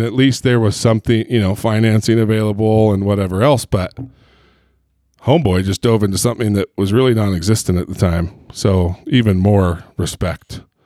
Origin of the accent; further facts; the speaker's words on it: Long Beach, California, United States; I grew up in Long Beach, Huntington Beach